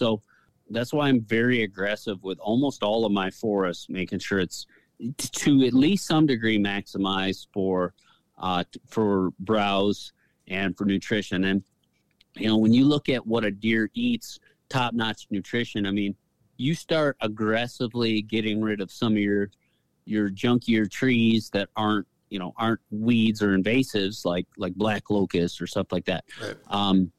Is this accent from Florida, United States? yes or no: no; Michigan, United States; it's where I grew up in Michigan.